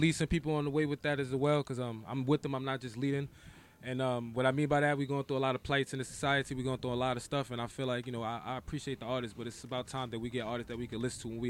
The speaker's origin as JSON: {"language": "English", "town": "New York City", "region": "New York", "country": "United States", "moved": "yes", "said": "I'm from the Bronx, man."}